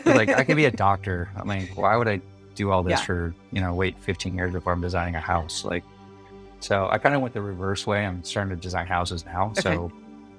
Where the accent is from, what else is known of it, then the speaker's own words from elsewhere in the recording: Milford, Michigan, United States; also born or lived in Detroit, Michigan; now in San Diego, United States; We were in Milford, Michigan